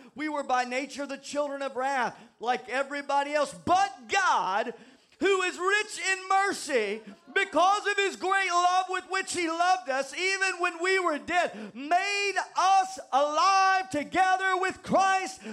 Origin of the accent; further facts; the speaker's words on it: the South, United States; moved away; I'm from the South